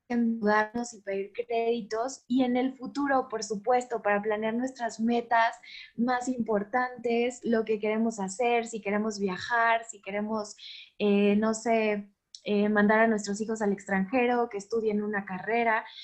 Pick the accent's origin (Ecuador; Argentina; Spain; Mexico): Mexico